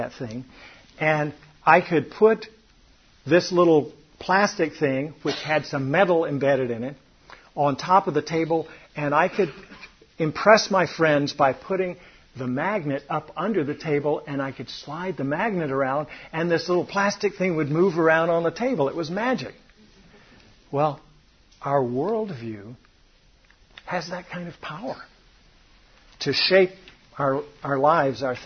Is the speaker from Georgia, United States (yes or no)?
yes; Atlanta, Georgia, United States; I grew up in Atlanta, Georgia